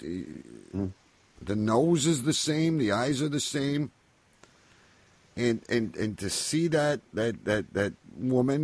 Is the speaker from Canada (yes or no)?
yes; Canada; as a Canadian